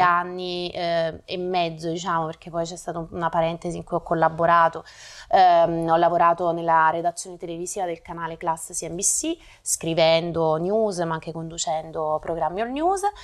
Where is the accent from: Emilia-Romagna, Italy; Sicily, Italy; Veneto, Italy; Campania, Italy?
Campania, Italy; Naples; moved away as an adult; also born or lived in Rome; now in Milan, Italy; sono nata a Napoli nel, nel 1983, dopo ho studiato eh, a Roma